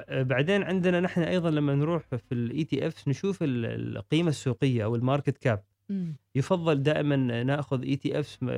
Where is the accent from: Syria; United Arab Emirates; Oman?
Oman; نحن عندنا في عمان مثلا صناديق متداولة مشتركة